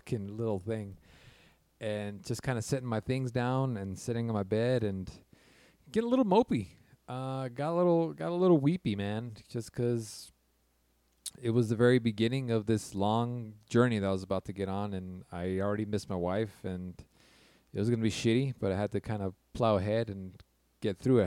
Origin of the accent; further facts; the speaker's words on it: California, United States; I'm from California